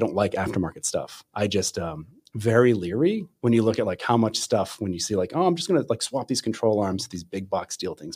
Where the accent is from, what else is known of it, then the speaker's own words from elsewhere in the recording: Pennsylvania, United States; now in Michigan, United States; I'm from Pennsylvania originally